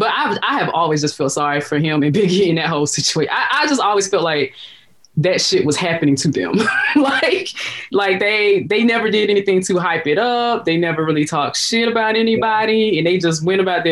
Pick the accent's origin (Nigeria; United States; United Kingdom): United States; the South; I'm from the South